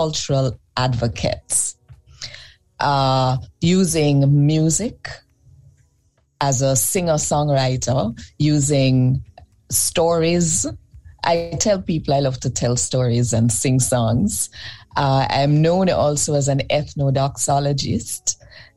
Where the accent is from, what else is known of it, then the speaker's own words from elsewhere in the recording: Kingston, Jamaica; I was born in Kingston, Jamaica.